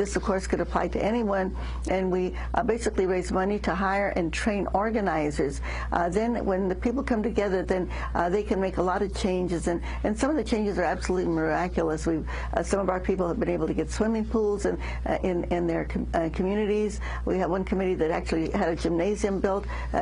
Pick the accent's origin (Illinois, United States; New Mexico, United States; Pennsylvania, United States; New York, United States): New Mexico, United States; I grew up in New Mexico